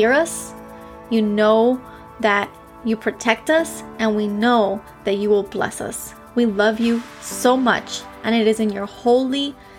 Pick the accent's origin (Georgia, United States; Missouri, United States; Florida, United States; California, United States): Florida, United States; Miami; I'm from Miami